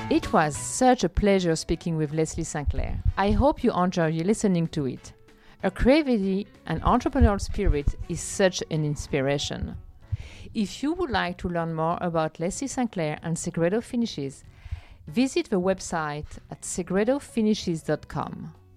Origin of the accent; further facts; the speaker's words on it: Champagne, Grand Est, France; English is a second language; moved away; I was born and was in Champagne